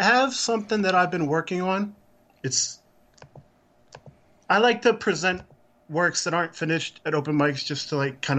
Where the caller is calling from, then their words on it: Dayton, Ohio, United States; Hey, I'm calling from Dayton, Ohio.